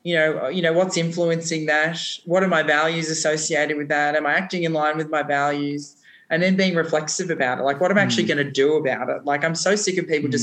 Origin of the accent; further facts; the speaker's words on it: Australia; being an Australian